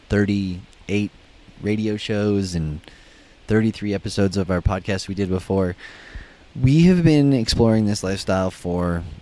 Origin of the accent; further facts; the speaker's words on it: Western Canada, Alberta, Canada; so we're from Western Canada